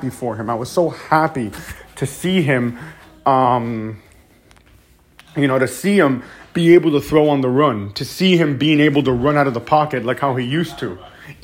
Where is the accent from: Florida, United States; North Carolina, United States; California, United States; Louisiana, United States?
Florida, United States; Miami; my hometown team, the Miami Dolphins